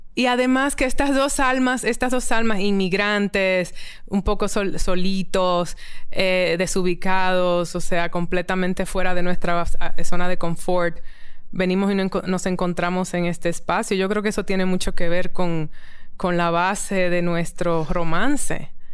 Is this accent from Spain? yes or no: no; Dominican Republic; moved away; also born or lived in New York; me siento muy afortunada como caribeña, dominicana